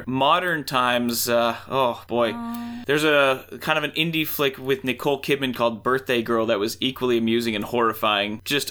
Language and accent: English; Canada; straight from Canada